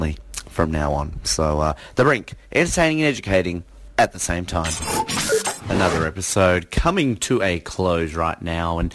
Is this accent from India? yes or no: no; Australia